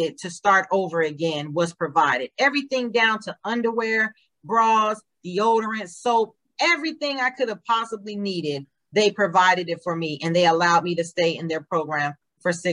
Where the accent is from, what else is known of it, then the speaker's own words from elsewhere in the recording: Nevada, United States; moved away; I was born in Nevada